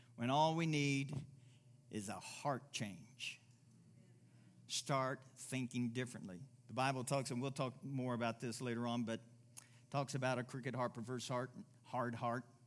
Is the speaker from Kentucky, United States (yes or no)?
yes; Kentucky, United States; now in Pueblo, United States; I'm from Kentucky